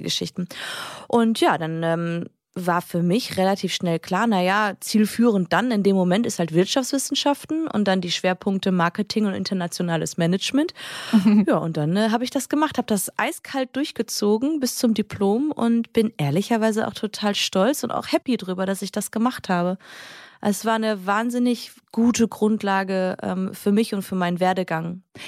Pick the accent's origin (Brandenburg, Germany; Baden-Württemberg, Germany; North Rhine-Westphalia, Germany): North Rhine-Westphalia, Germany; Düsseldorf; Ich komme ja eigentlich aus Düsseldorf